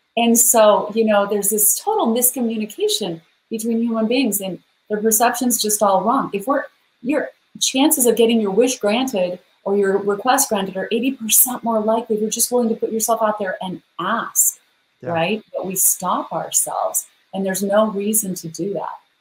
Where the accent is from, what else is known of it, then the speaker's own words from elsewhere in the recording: Idaho, United States; I'm a girl from Idaho.